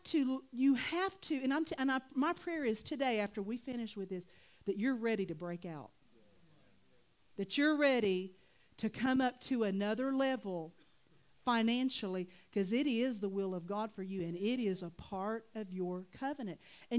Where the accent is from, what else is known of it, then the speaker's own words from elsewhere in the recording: Oklahoma, United States; I'm from Oklahoma